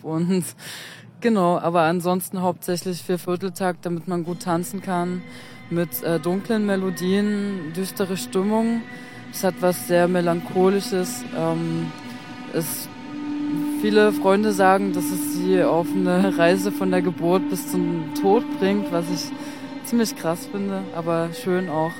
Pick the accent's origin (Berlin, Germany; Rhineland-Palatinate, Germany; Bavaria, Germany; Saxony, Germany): Saxony, Germany; Freiberg; ich komme aus Freiberg, also genauer gesagt von einem Dorf bei Freiberg